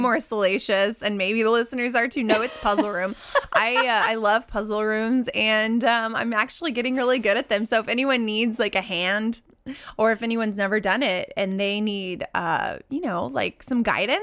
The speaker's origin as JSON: {"language": "English", "town": "Oklahoma City", "region": "Oklahoma", "country": "United States", "tie": "born or raised there", "moved": "yes", "said": "my hometown, Oklahoma City, Oklahoma"}